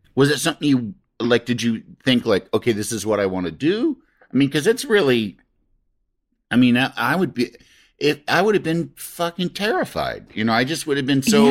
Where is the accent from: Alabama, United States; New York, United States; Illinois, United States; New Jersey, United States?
Illinois, United States; Yorkville; also born or lived in Michigan; my mom's family hometown is Yorkville, Illinois, and that's where oh, okay. I grew up